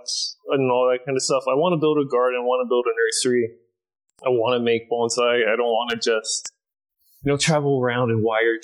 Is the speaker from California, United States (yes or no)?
no; Florida, United States; moved away as an adult; now in Japan; I'm born and raised in Florida